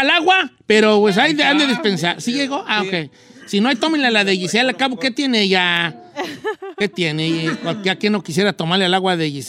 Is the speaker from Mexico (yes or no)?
yes; Oaxaca, Mexico; Este, yo también soy de Oaxaca. Oye, puro de Oaxaca